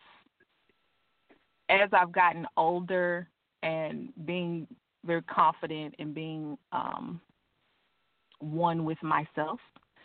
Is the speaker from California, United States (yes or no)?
no; Crockett, Texas, United States; I'm from Crockett, Texas.